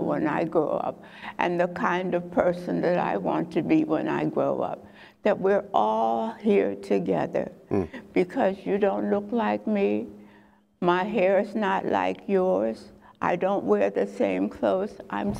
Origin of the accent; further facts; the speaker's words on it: Sussex County, Delaware, United States; When I grew up in Lower Stowe, Delaware, Sussex County